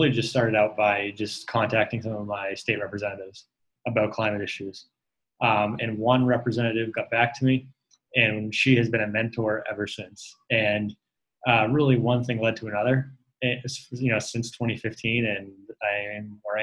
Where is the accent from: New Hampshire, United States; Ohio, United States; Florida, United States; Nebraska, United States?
New Hampshire, United States; Bath; I grew up in Bath, New Hampshire, which is on the Connecticut River